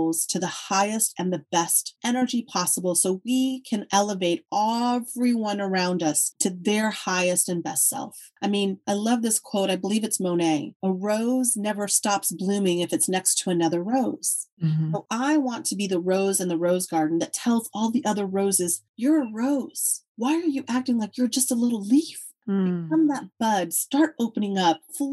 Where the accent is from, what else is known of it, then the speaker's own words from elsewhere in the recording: Texas, United States; I'm from Texas.